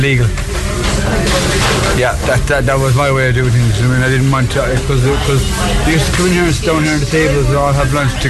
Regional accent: Shannon, County Clare, Ireland; now in Cork, Ireland; I'm from Shannon County Clare.

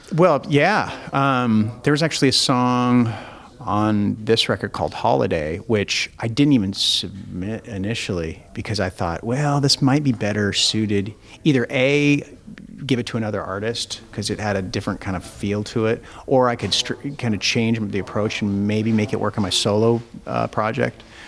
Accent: Spokane, Washington, United States; my hometown in spokane

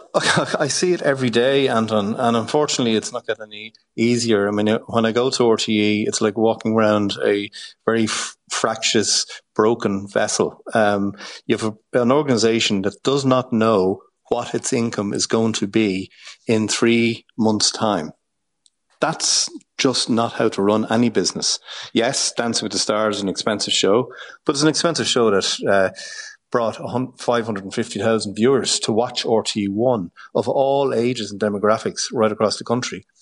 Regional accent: Ireland; who we are as an Irish nation

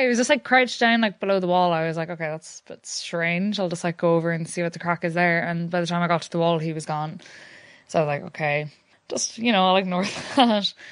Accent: Sligo, Connacht, Ireland; moved away as an adult; now in Galway, Ireland; I am from Sligo, but I've been living in Galway for the last while

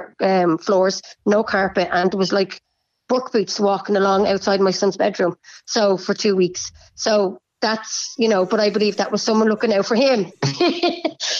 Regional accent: Bray, Leinster, Ireland; I'm from Bray

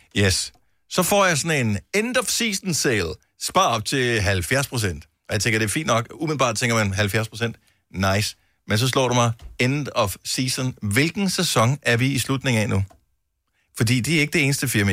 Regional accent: Esbjerg, Southern Denmark, Denmark; min fødeby, Esbjerg

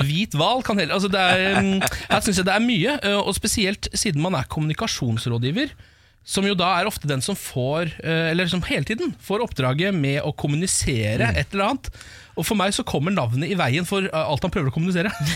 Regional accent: Norway; jeg er norsk så langt inn i sjelen min

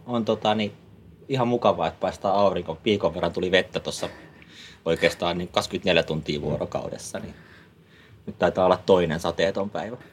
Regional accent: Helsinki, Uusimaa, Finland; moved away as an adult; also born or lived in Vantaa / Jyväskylä / Ivalo / Kemijärvi; now in Äkäslompolo, Finland; mä oon Helsingistä kotoisin. Okei. Okay mä oon, tai Vantaalla käynyt syntymässä. Mä oon pari vuotias, kun ollaan Helsingin puolelle muutettu sitten, mutta, mutta siellä, siellä mä oon lapsuuteen ja nuoruuteen, nuoruuteen ollut

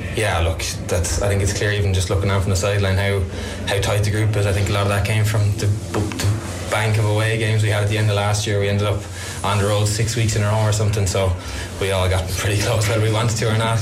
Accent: Cork, Munster, Ireland; I'm from Cork

